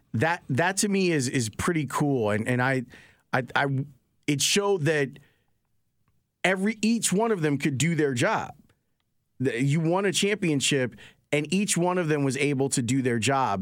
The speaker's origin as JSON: {"language": "English", "town": "Chicago", "region": "Illinois", "country": "United States", "tie": "born or raised there", "also_born_or_lived": "Homewood, Illinois / Hyde Park, Chicago", "said": "I grew up in Roseland before we moved out to Homewood."}